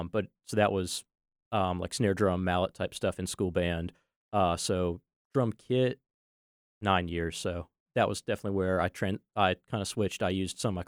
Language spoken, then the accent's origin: English; Raleigh, North Carolina, United States; I was born and grew up here in North Raleigh.